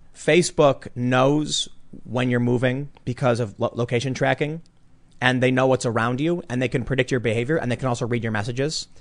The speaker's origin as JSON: {"language": "English", "country": "United States", "said": "we as American citizens"}